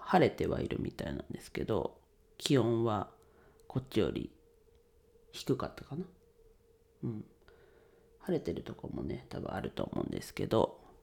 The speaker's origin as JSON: {"language": "Japanese", "town": "Ninohe", "region": "Iwate", "country": "Japan", "tie": "born or raised there", "moved": "yes", "lives_now": "Tokyo, Japan", "said": "地元岩手県二戸市でレンタルスペースを使って遊び場を提供しています"}